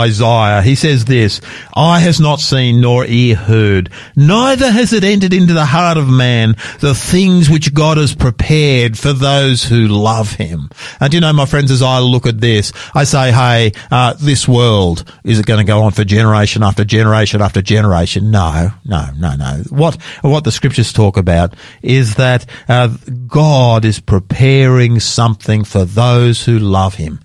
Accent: Sydney, New South Wales, Australia; moved away as an adult; also born or lived in Roma, Queensland / Newcastle; I grew up over there in Sydney, out in the western suburbs, out the other side of Parramatta.

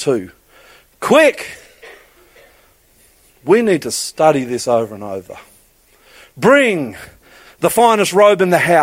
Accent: Queensland, Australia; I'm a Queenslander

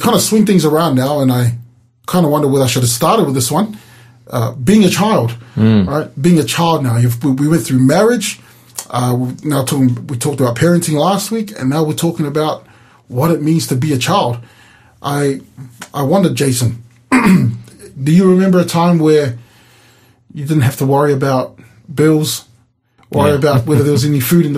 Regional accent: New Zealand; now in Hobart, Australia; I grew up in New Zealand. We grew up in the suburbs

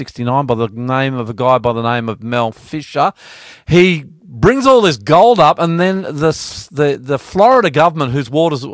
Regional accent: Australia; I'm …

